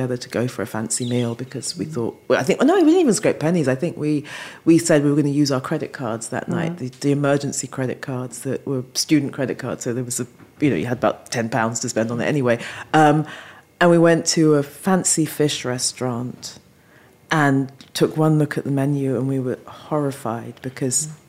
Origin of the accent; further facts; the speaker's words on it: London, United Kingdom; also born or lived in Falmouth; I was born and raised in London